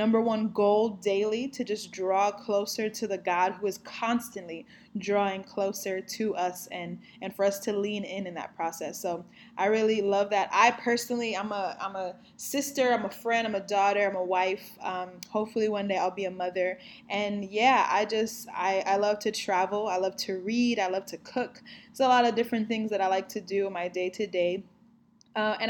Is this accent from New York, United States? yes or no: yes; New York City, New York, United States; also born or lived in Dominican Republic / Bronx, New York City; I am from New York City, born and raised